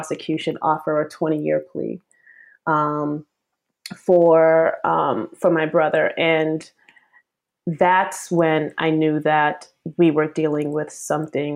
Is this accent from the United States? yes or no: yes; Boston, Massachusetts, United States; I was raised in Boston